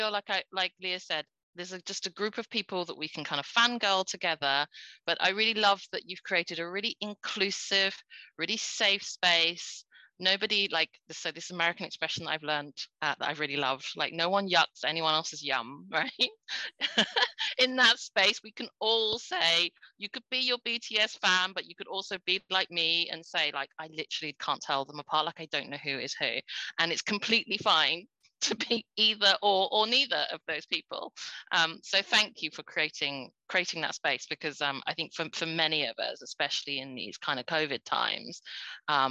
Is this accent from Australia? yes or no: no; United Kingdom; I'm British born Chinese.